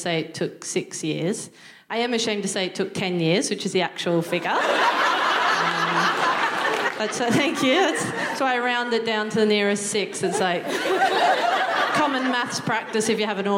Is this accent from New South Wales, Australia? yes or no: yes; Newcastle, New South Wales, Australia; moved away as an adult; now in United Kingdom; I'm from Newcastle, which is just north of Sydney